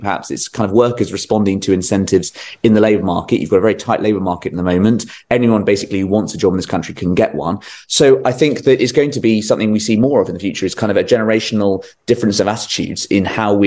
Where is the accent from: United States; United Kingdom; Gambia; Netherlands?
United Kingdom; Surrey, South East England; I'm from Surrey.